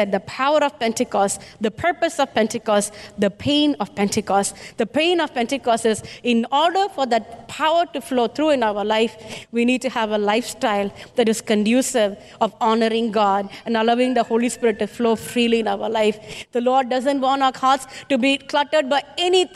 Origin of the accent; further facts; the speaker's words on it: India; I'm an Indian